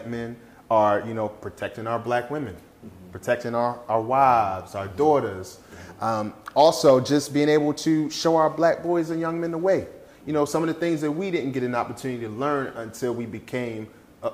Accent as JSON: {"language": "English", "town": "Philadelphia", "region": "Pennsylvania", "country": "United States", "moved": "yes", "lives_now": "Dallas-Fort Worth, United States", "said": "I'm from Philadelphia, Pennsylvania, so I'm Philly all day"}